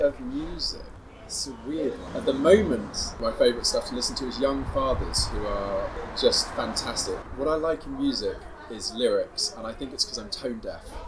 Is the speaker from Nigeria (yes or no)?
no; England, United Kingdom; we're from England